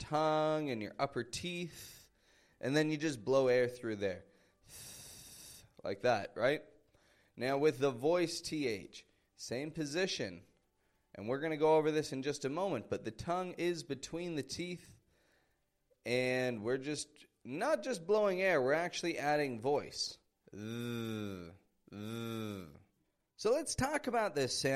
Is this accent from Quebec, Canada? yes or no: no; Toronto, Ontario, Canada; now in Mexico; I'm from Toronto, Canada